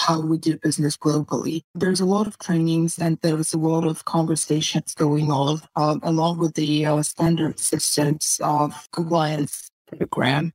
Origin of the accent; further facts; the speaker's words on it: Russia; I come from Russia